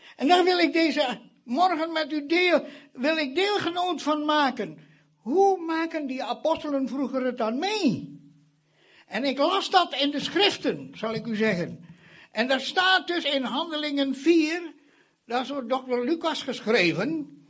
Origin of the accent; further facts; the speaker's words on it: Indonesia; now in Netherlands; Indonesië, waar ik vandaan kom.